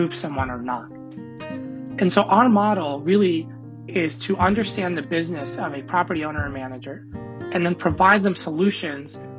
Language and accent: English; Kosovo; now in United States; I was born in Kosovo, small country in Eastern Europe